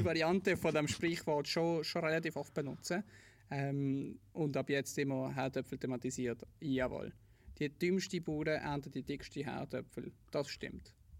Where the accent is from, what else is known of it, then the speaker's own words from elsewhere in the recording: Switzerland; ich bin in der Schweiz aufgewachsen, in einer Wohnung gegenüber von einem Park.